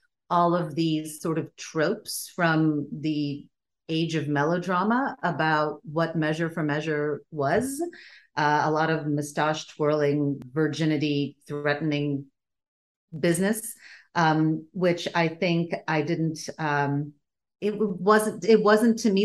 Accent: Stockholm, Stockholm County, Sweden; first language Bulgarian; English is a second language; moved away; also born or lived in Bulgaria; I grew up in Sweden because that's where my parents emigrated to. And I was born in Bulgaria. My first language was Bulgarian.

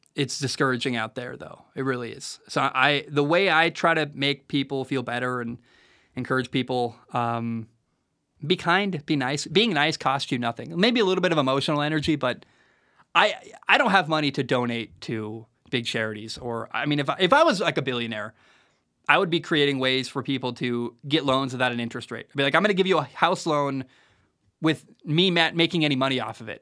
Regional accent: Portland, Oregon, United States; moved away; I grew up in Portland, Oregon

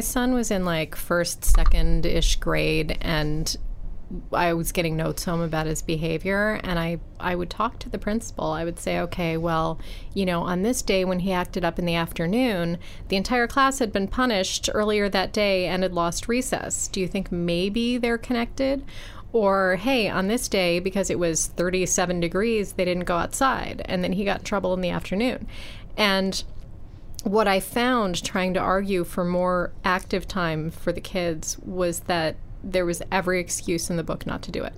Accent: Buffalo, New York, United States; I grew up in Buffalo

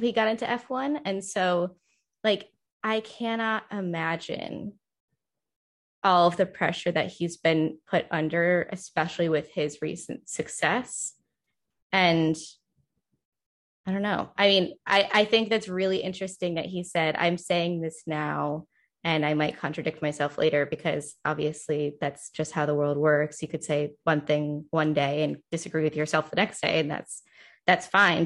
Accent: Northeast, United States; I grew up in the Northeast

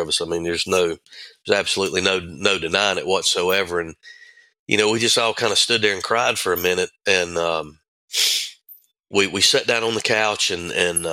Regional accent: Thomasville, North Carolina, United States; I grew up in Thomasville

